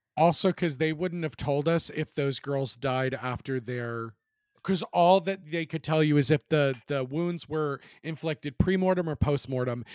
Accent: Charlottesville, Virginia, United States; my hometown in Charlottesville

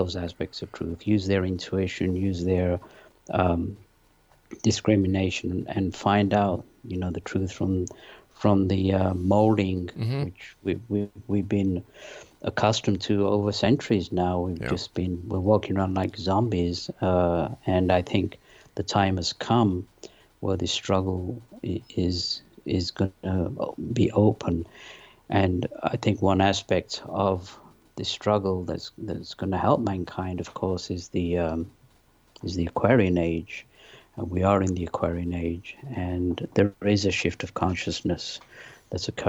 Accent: London, United Kingdom; born or raised there; also born or lived in Pakistan / north of England; now in United States

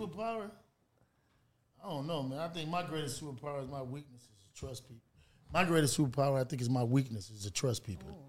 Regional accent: Los Angeles, California, United States; I was born in California.

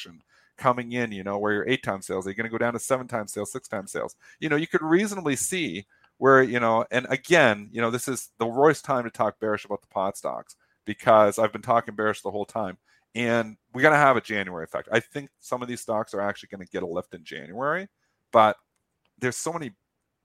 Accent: Canada; me as a Canadian

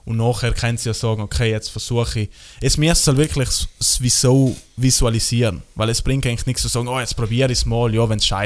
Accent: Trentino-Alto Adige, Italy; bei uns in Südtirol

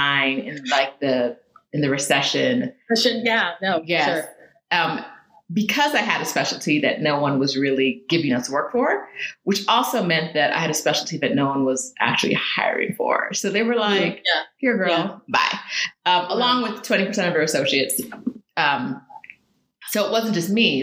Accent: Riverside, California, United States; moved away as an adult; also born or lived in London, United Kingdom; now in Mexico City, Mexico; I grew up in California

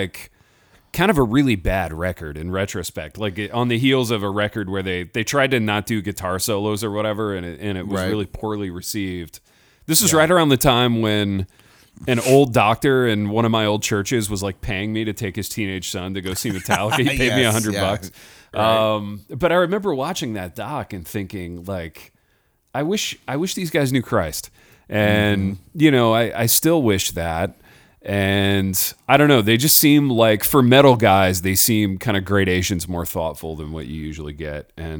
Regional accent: Hartford City, Indiana, United States; From my almost my hometown of Fort Wayne, Indiana. I'm from Hartford City, but they were just up the road in Fort Wayne.

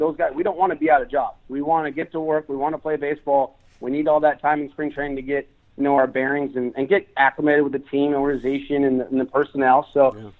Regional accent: West Coast, United States; I grew up on the West Coast

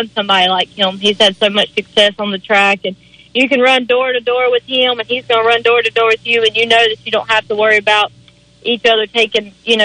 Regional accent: Shelby, North Carolina, United States; I'm from Shelby, North Carolina

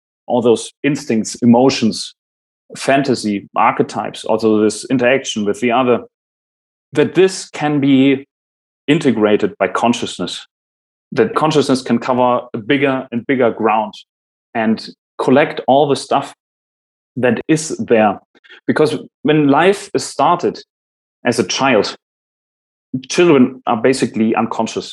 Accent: Germany; first language German; English is a second language; I'm German, my mother language is German

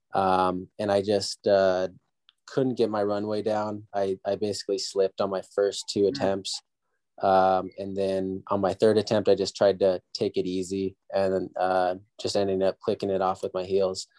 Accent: San Diego, California, United States; I came back and did junior college back in my hometown, San Diego

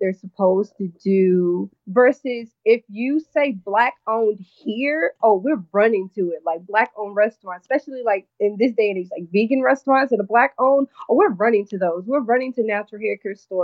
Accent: North Carolina, United States; now in New York, United States; being born and raised in North Carolina

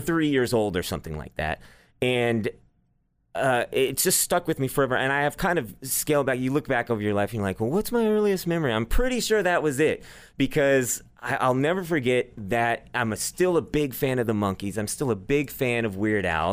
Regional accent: Dallas, Texas, United States; also born or lived in Nashville; I grew up here

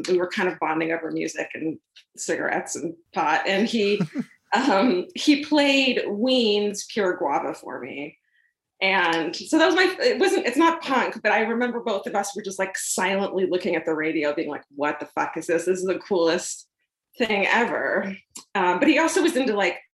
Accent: Irvine, California, United States; I grew up in Orange County in Irvine, so it was super suburbia

